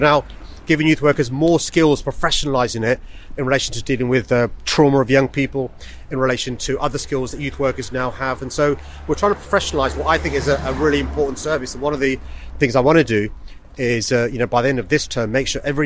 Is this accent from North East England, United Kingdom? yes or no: no; London, United Kingdom; also born or lived in Tooting; we grew up in Earlsfield by the Henry Prince Estate